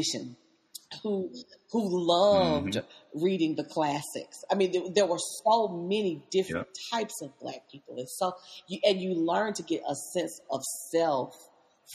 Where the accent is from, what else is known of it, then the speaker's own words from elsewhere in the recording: Nashville, Tennessee, United States; growing up in Nashville